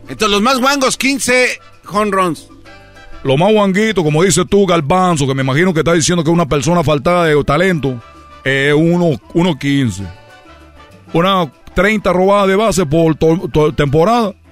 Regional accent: Cuba; pero yo soy de Cuba, nosotros somos peloteros y me da mucho coraje que México solo tenga Valenzuela.

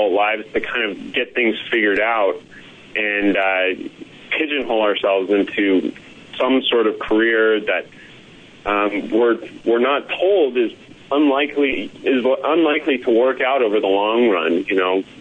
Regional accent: Colorado, United States; moved away as an adult; also born or lived in Silicon Valley; I'm from Colorado, and I moved out to Silicon Valley

